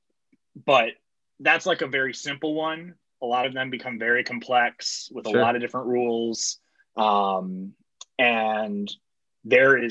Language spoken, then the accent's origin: English; South Bend, Indiana, United States; I'm originally from South Bend